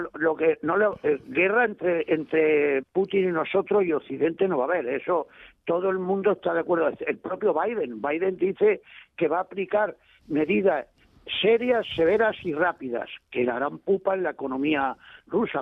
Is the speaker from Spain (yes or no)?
yes; Almería, Andalusia, Spain; yo soy andaluz por los cuatro costados y estoy contentísimo de ser andaluz por los cuatro costados